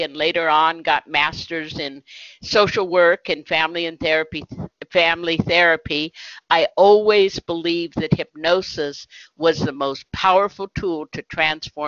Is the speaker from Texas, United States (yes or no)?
no; Berkeley, California, United States; I grew up in Berkeley, California during the 1960s